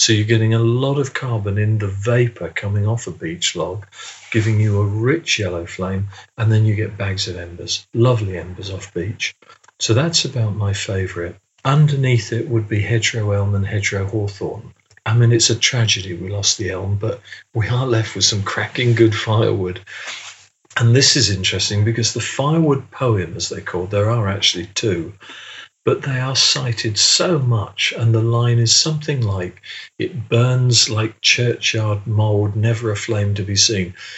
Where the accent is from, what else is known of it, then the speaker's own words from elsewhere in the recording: England, United Kingdom; being English British